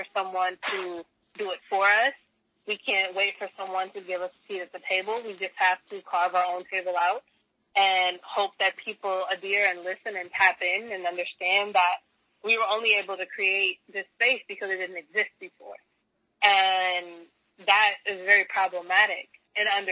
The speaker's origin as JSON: {"language": "English", "town": "Chicago", "region": "Illinois", "country": "United States", "tie": "born or raised there", "said": "I'm from Chicago, so I was here during the reign of Jordan and the Bulls, and my family was a big Bulls family"}